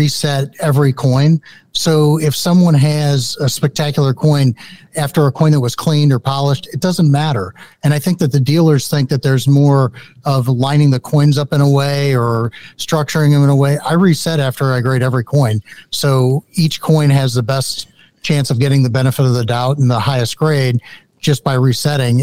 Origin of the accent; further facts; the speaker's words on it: St. Louis, Missouri, United States; I grew up in St. Louis and had a great coin shop